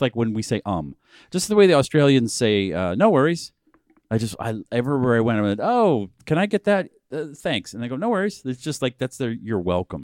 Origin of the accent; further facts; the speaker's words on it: New England, United States; moved away; We're from New England